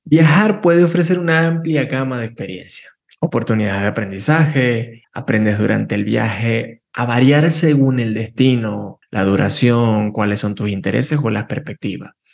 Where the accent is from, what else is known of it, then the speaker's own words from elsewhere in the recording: Venezuela; moved away; nací en Venezuela